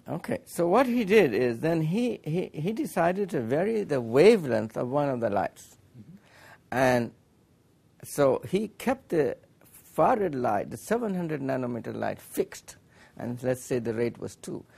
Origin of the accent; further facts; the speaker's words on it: Allahabad, Uttar Pradesh, India; moved away as an adult; now in Urbana, United States; We came from India, from Allahabad